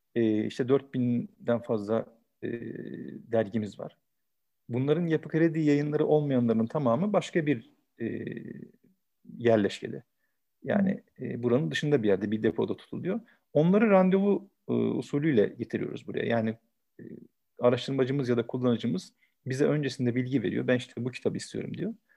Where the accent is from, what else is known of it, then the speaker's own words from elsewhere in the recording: Istanbul, Turkey; 1974 İstanbul doğumluyum.